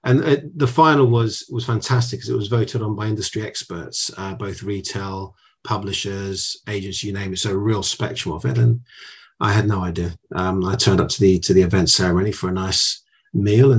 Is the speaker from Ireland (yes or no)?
no; United Kingdom; first generation, born in the UK. I'm a British Greek, as it were. My dad came on a boat